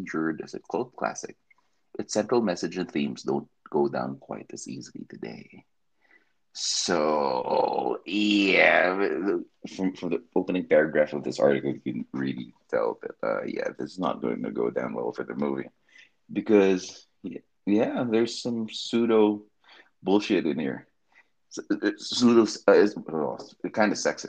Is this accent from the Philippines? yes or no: yes; Philippines; also born or lived in Makati; as a Filipino living in the Makati